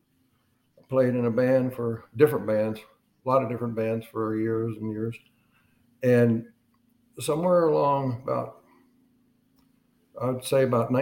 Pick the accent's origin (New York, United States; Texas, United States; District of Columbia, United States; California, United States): Texas, United States; Granger; also born or lived in Dallas, Texas / Lake Jackson, Texas / Rowlett, Texas; I was born in Dallas, 1942. And my family moved to a farming community not too far from Austin, Texas. That's where I spent my childhood